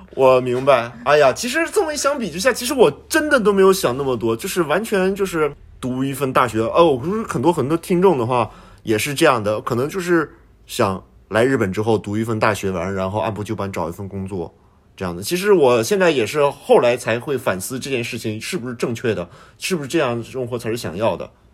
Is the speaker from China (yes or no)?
yes; northern China, China; now in Japan; 我们在北方长大的孩子，很多家长都是有这个期待，希望孩子有一个好的学历